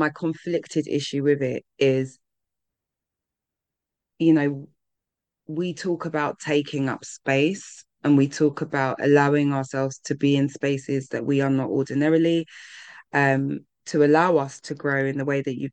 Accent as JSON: {"language": "English", "region": "London", "country": "United Kingdom", "said": "being a Londoner"}